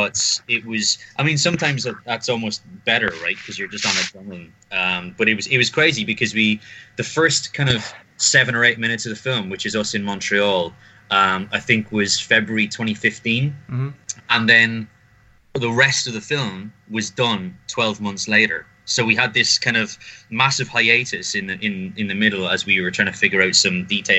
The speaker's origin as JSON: {"language": "English", "country": "Ireland", "said": "as an Irish person"}